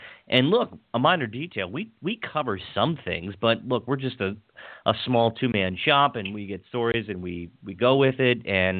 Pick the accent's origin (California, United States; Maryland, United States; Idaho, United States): Maryland, United States; Hagerstown; where I grew up in Western Maryland in Hagerstown